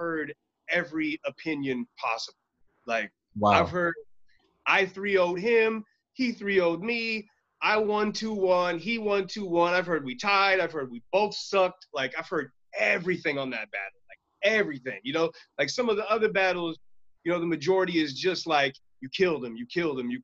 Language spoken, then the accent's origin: English; Stockton, California, United States; I grew up in Stockton, so people are wild, aggressive.